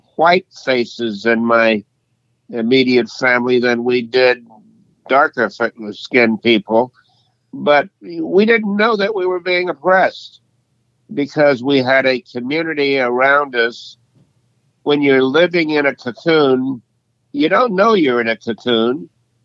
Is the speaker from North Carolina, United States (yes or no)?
no; Leesville, Louisiana, United States; I was born in Leesville, Louisiana in 1939 in the Jim Crow era